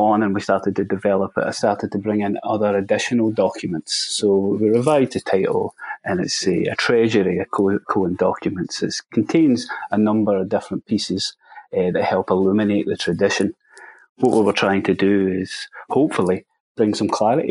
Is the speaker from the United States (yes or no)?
no; Scotland, United Kingdom; I'm a Scottish Masonic researcher.